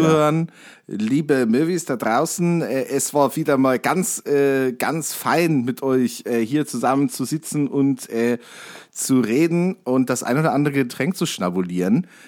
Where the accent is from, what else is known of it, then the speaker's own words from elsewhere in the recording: Warburg, North Rhine-Westphalia, Germany; moved away; bei mir aus der Heimat